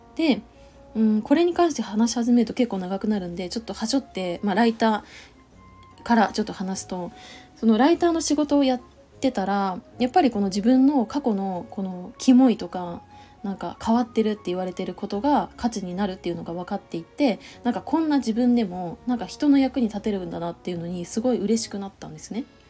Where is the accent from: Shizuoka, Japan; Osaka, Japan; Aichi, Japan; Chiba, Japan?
Chiba, Japan; moved away; 千葉帰ろうと思うんだよね